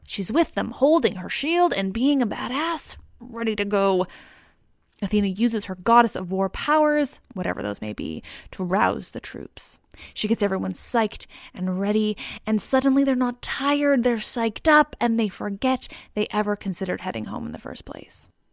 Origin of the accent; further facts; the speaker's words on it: Canada; I'm Canadian